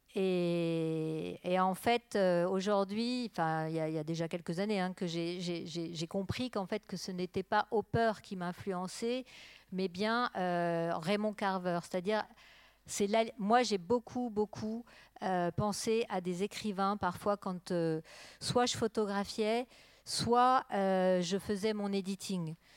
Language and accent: French; Burgundy, Bourgogne-Franche-Comté, France; now in Arles, France; je viens de Bourgogne